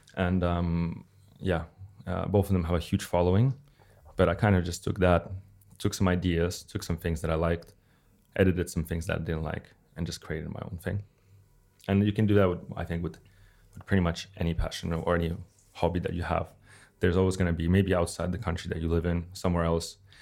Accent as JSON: {"language": "English", "country": "Russia", "moved": "yes", "lives_now": "Helsinki, Finland", "said": "from Russia"}